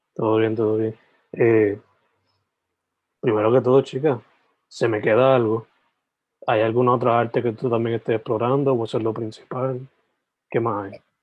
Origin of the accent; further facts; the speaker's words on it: Sabana Grande, Puerto Rico; also born or lived in San Germán; Yo originalmente, o sea, nací en San Germán, me crié en Sabana Grande